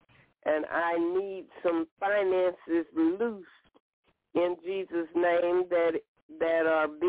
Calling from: Alabama, United States; from Alabama.

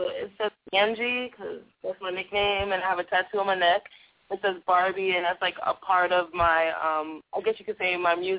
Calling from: Los Angeles, California, United States; also born or lived in New York; I'm …, and I'm calling from Los Angeles.

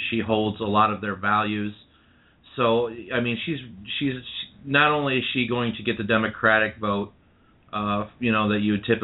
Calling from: Saginaw, Michigan, United States; I'm from Saginaw.

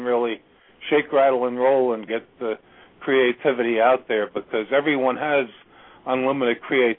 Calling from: Virginia, United States; I'm calling from Virginia.

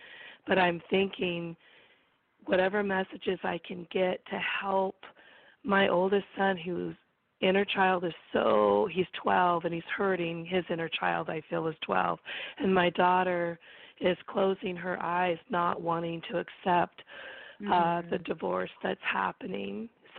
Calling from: California, United States; I'm calling from California, and the area code is 831, and I'm in the Monterey Bay area next to, like, Carmel, Monterey

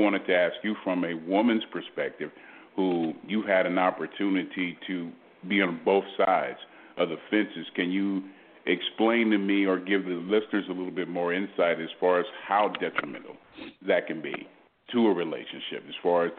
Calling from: Houston, Texas, United States; I'm calling from Houston, Texas.

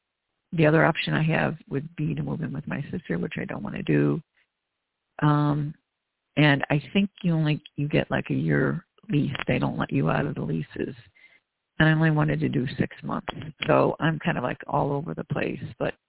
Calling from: Chicago, Illinois, United States; …, Chicago area.

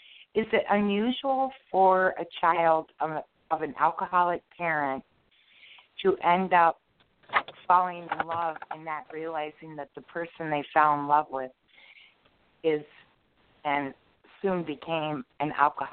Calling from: Michigan, United States; I'm calling from Michigan.

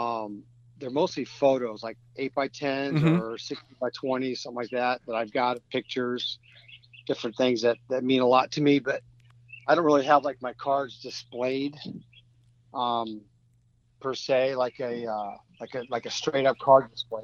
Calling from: Nashville, Tennessee, United States

